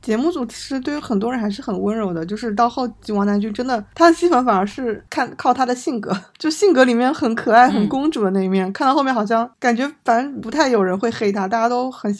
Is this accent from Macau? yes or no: yes; Macau; 会，我们我们澳门澳门人肯定是遗珠。